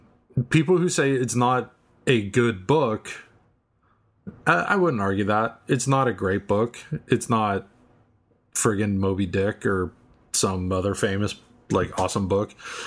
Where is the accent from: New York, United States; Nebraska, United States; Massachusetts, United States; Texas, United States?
Massachusetts, United States; Boston; I'm from Boston. You didn't know that. I'm totally a Southie.